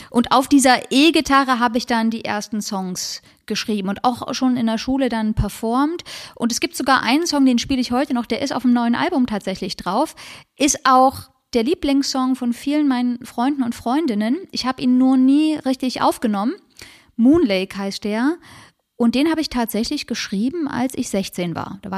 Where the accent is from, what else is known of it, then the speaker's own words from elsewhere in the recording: Leipzig, Saxony, Germany; born there; Ja, in Leipzig